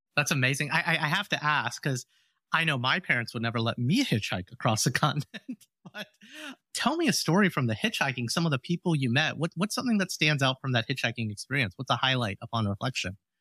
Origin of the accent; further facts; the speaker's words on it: Alabama, United States; the home I grew up in Alabama